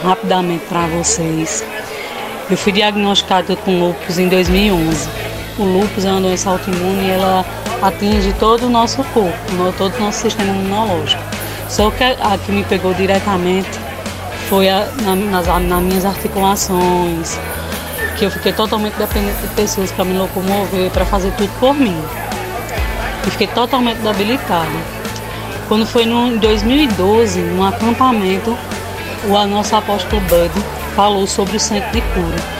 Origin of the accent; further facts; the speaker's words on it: Campina Grande, Paraíba, Brazil; sou aqui de Campina Grande